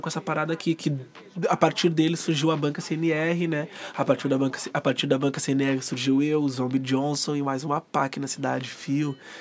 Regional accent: Dunas, Rio Grande do Sul, Brazil; Eu nasci e me criei no Dunas

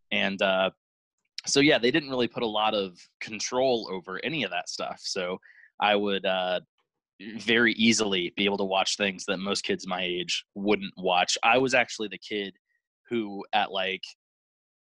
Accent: Virginia Beach, Virginia, United States; also born or lived in Norfolk, Virginia; now in Indiana, United States; I live in Indiana now, but I grew up on the East Coast in like Virginia Beach and Norfolk

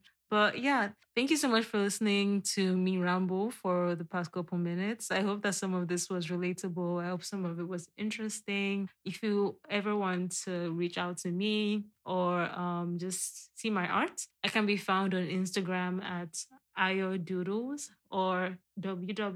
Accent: Nigeria; being a Nigerian and being a Black woman in today's climate

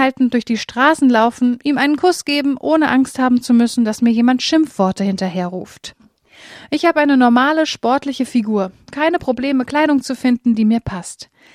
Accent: Germany; Ich lebe als Deutsche in Deutschland

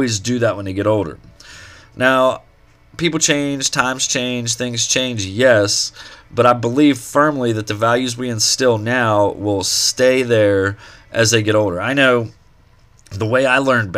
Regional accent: Eau Claire, Pennsylvania, United States; moved away; back home to where I grew up in Eau Claire, Pennsylvania.

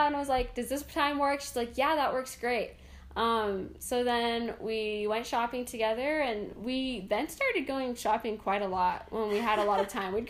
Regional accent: Indiana, United States; now in Rexburg, United States; I'm from Indiana, but I am currently living in Rexburg, Idaho, and I'm attending Brigham Young University of Idaho.

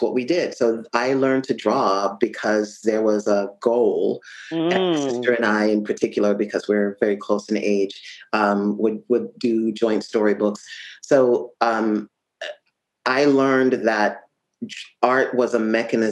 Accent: Jamaica; I grew up in Jamaica

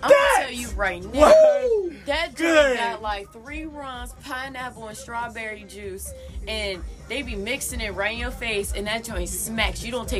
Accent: Maryland, United States; I'm from Maryland.

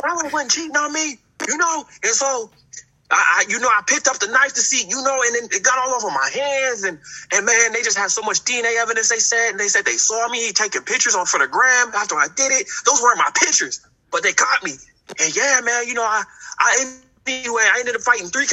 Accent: Oakland, California, United States; moved away; I come from Oakland

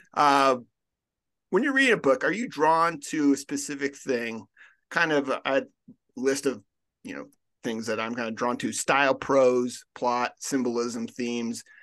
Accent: Colorado, United States; I'm from Colorado

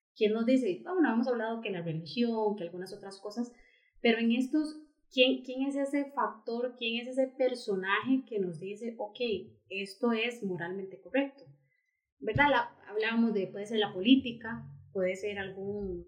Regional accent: Costa Rica; así somos los ticos

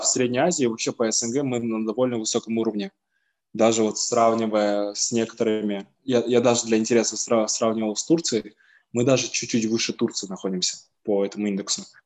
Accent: Kazakhstan

